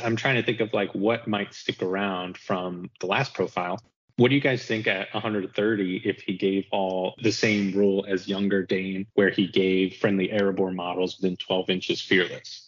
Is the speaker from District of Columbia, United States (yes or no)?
no; New Jersey, United States; I'm from the United States, from New Jersey.